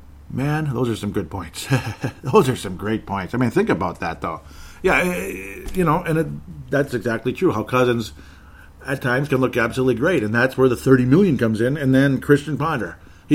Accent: Canada; I'm a Canadian, Irish Canadian, I guess.

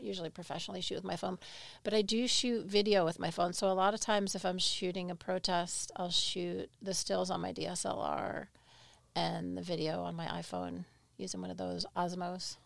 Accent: Albany, New York, United States; accent: New York; moved away; I grew up in Albany

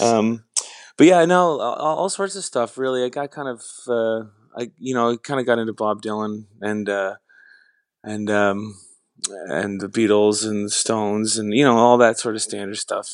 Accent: Canada; being Canadian

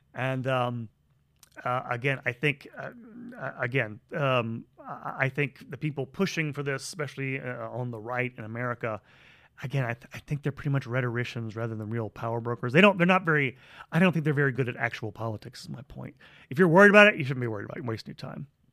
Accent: United States; I'm an American

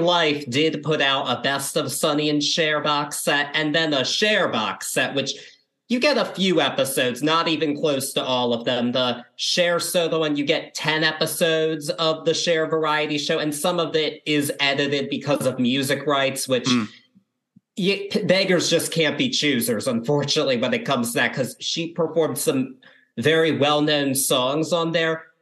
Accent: Baltimore, Maryland, United States; I'm from the Baltimore area

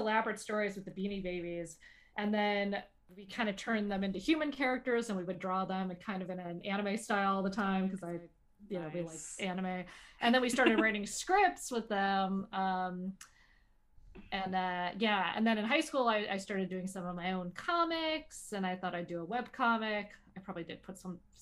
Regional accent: Calabasas, California, United States; I grew up in Calabasas. I grew up kind of outskirts of Los Angeles.

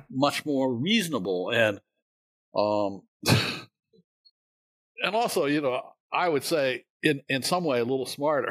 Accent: Winchester, Virginia, United States; I grew up in uh, Winchester, Virginia, which is at the northern end of the uh, Shenandoah Valley

